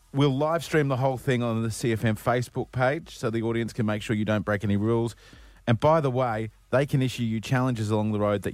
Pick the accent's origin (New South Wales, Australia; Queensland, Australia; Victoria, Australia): Queensland, Australia; Brisbane; the developer of this particular part of the gap in Brisbane where I grew up, he had two kids, Greg and Sue. I grew up on Greg Sue Court.